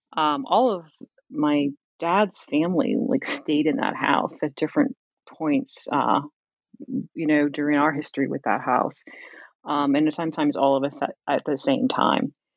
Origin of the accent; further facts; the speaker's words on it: Camden, New Jersey, United States; growing up in Camden